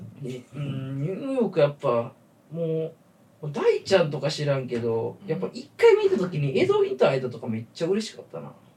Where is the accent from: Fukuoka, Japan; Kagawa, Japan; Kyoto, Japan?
Kyoto, Japan; now in Tokyo, Japan; 俺が京都から来た